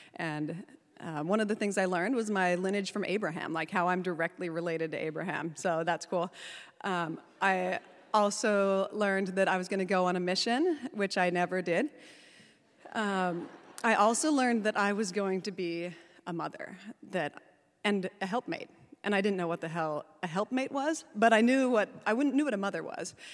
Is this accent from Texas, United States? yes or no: no; Salt Lake City, Utah, United States; I was born in Salt Lake City at the L D S Hospital.